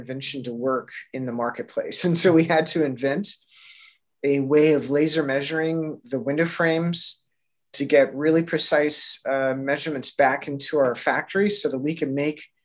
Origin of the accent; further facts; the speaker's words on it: Kentucky, United States; moved away as an adult; also born or lived in Pittsburgh, Pennsylvania; now in Portland, United States; I grew up in Kentucky, but I moved out here to Portland, Oregon about 24 years ago